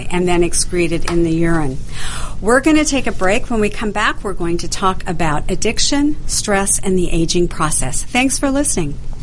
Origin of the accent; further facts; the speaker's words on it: Idaho, United States; moved away; also born or lived in Canada; I grew up in Idaho